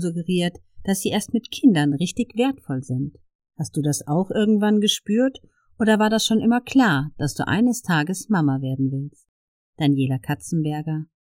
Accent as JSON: {"language": "German", "town": "Ludwigshafen", "region": "Rhineland-Palatinate", "country": "Germany", "said": "Ich komme ja aus Oggersheim und wir waren früher immer in der Gastronomie."}